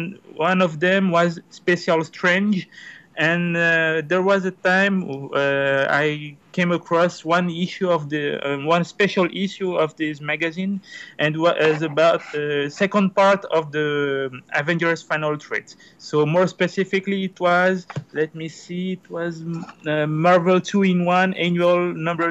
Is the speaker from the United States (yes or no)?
no; Brazil; now in French Guiana; at first I'm from Brazil, but since 1990 I live here in French Guiana